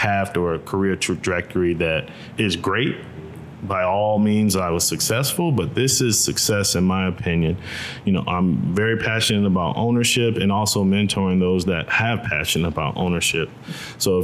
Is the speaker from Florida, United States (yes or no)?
yes; Tampa, Florida, United States; moved away as an adult; also born or lived in Missouri; Born and raised in Tampa, Florida